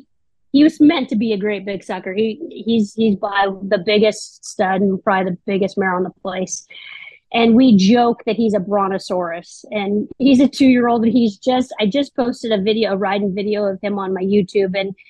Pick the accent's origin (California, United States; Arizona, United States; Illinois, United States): California, United States; moved away as an adult; now in South Dakota, United States; I'm originally from California